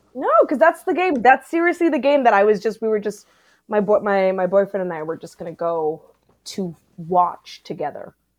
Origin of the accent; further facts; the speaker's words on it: South Africa; now in Canada; I grew up in South Africa